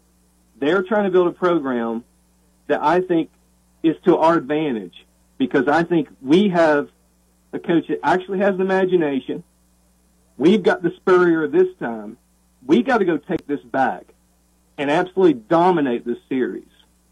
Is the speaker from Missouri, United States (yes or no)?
no; Tazewell, Tennessee, United States; growing up in Tazewell